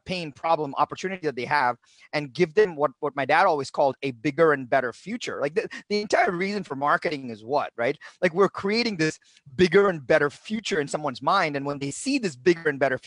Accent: India; moved away as an adult; now in United States; I was born in India, and my dad was a professor of English at a local university, made no money

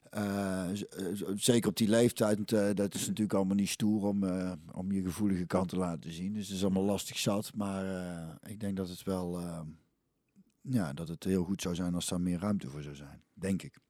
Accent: 's-Hertogenbosch, North Brabant, Netherlands; also born or lived in Goirle; ik ben eigenlijk opgegroeid in Hintem, ja, wat nou dus een Bos is

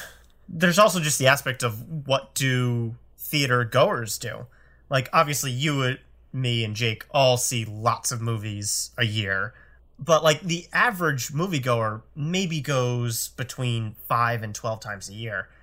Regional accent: Connecticut, United States; I grew up in Connecticut, and I'm pretty sure we only had one or two in the entire state at one point when I was going through high school

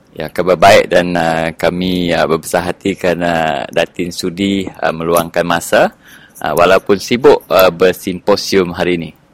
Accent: Sarawak, Malaysia; saya secara peribadi uh, sebagai anak Sarawak

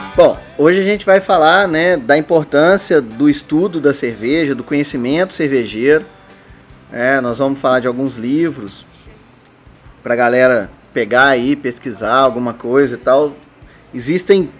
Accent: Minas Gerais, Brazil; Como um bom mineiro

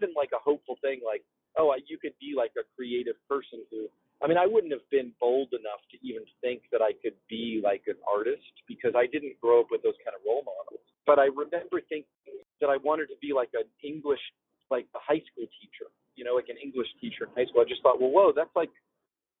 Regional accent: Florida, United States; also born or lived in Maryland; now in California, United States; I grew up in Florida and like the East Coast. And then I lived in Maryland, you know, later when my mom got remarried, we moved to Maryland

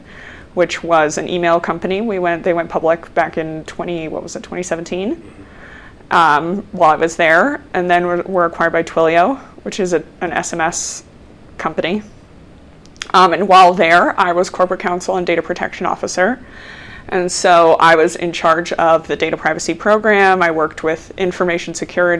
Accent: Denver, Colorado, United States; I am from Denver. I grew up actually in Park Hill and went to East High School and then University of Colorado

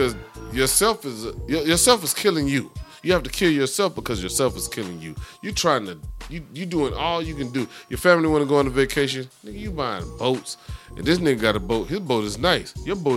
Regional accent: United States

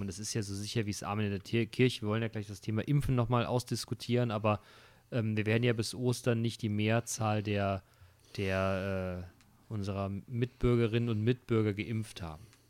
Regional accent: Hesse, Germany; hier bei uns in Hessen

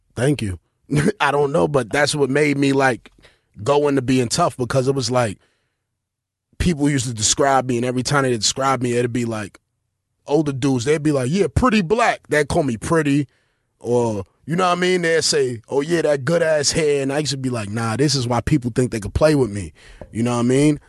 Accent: New York City, New York, United States; I grew up in East New York in the nineties

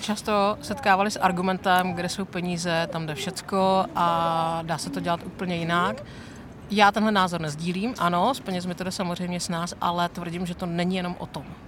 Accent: Ostrava, Moravian-Silesian Region, Czechia; jak jsme z Ostravy

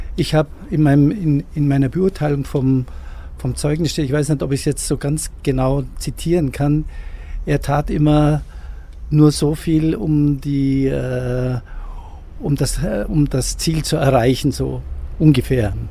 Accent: Füssen, Bavaria, Germany; Ich bin hier in diesem Haus aufgewachsen

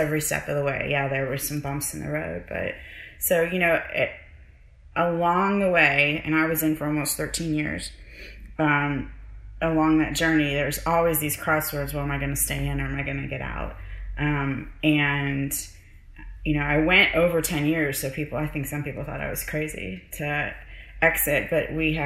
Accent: Pittsburgh, Pennsylvania, United States; growing up in Pittsburgh

